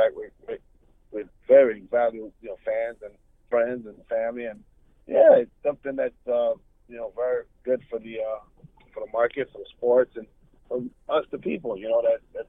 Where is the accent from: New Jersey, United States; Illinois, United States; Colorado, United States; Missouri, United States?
Illinois, United States; Chicago; also born or lived in Puerto Rico; I was born in Puerto Rico, but I was bred in Wrigleyville, north side part of Chicago